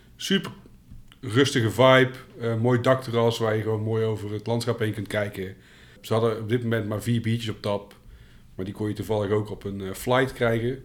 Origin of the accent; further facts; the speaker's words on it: North Brabant, Netherlands; ik ben wel een Brabander